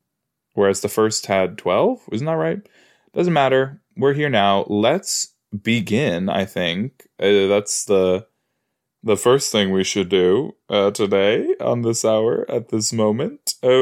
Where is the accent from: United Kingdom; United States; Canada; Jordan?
United Kingdom; East of England; I'm from West Hertfordshire, you know, I don't really know, I don't know it that well